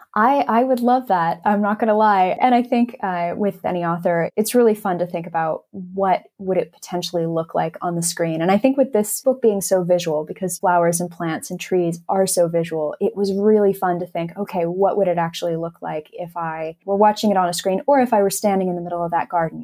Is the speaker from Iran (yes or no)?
no; Los Angeles, California, United States; moved away as an adult; now in England; I grew up in Los Angeles